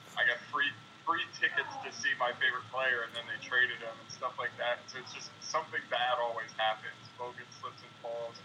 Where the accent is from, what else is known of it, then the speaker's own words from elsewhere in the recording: New Jersey, United States; now in Milwaukee, United States; I grew up in New Jersey